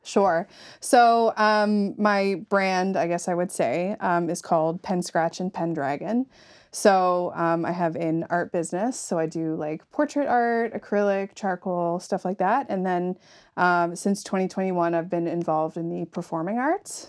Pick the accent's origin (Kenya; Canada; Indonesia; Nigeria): Canada; Yarmouth, Nova Scotia; I'm from Yarmouth